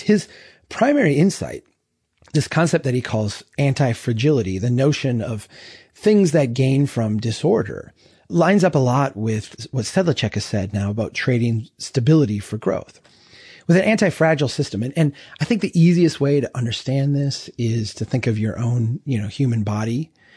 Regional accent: central Minnesota, United States; my hometown here in central Minnesota

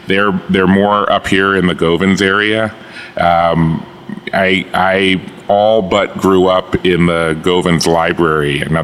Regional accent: Baltimore, Maryland, United States; Born here, raised here, went to school here.

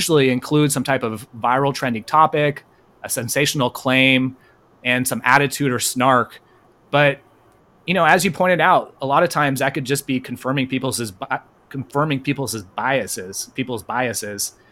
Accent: Bay Area, California, United States; I'm from California, Clownifornia, and I'm from originally the Bay Area

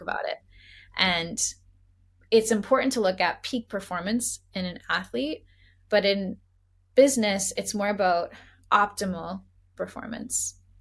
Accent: Boston, Massachusetts, United States; now in San Francisco, United States; I grew up in Boston, so come from a sports family

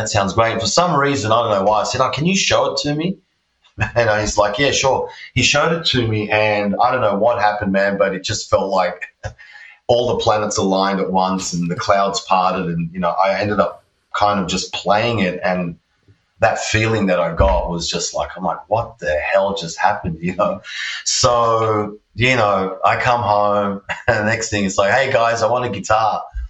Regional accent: Australia; also born or lived in Pančevo, Serbia; I was born in Serbia, in a place called Pančevo. It's like near Belgrade, which is the main city there. It was Yugoslavia when I was born there, and now it's just Serbia. So, I was born there. My parents migrated to Australia when I was one.

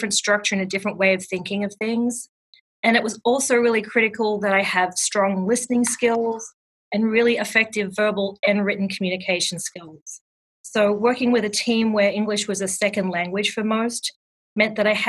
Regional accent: Australia; accent: Australian; moved away as an adult; also born or lived in London / Los Angeles; now in New Jersey, United States; I grew up in Australia, as we've already established, and I completed my Bachelor of Arts degree at the University of Canberra

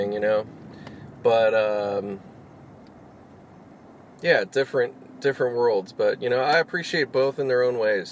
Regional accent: Pittsburgh, Pennsylvania, United States; moved away; grew up in Pittsburgh, you know, like, you know, I'm from out there too

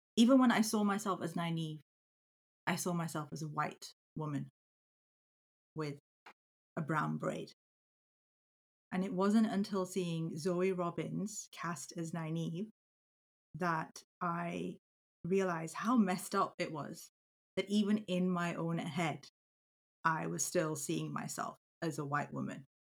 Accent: Yorkshire and the Humber, United Kingdom; I am a second generation British Pakistani born and bred in Yorkshire

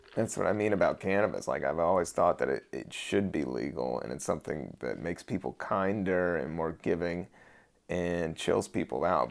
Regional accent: United States; we do have to take, you know, some pride in being American, American

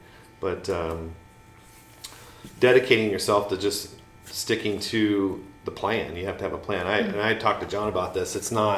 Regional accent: California, United States; I'm originally from Southern California. I moved here with my mom in the 80s.

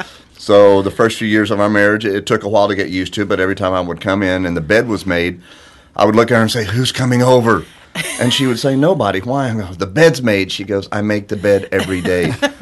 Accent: Corpus Christi, Texas, United States; we grew up in Corpus. It was a beach town

